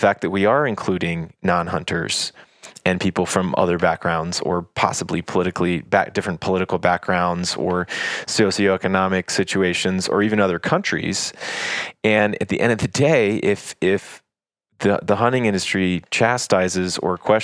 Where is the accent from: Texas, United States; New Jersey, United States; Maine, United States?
Texas, United States; moved away; also born or lived in Africa; I grew up in Texas